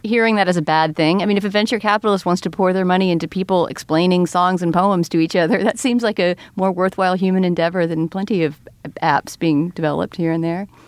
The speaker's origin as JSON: {"language": "English", "region": "Texas", "country": "United States", "tie": "born or raised there", "said": "I grew up in Texas in going to public schools in the late seventies, early eighties"}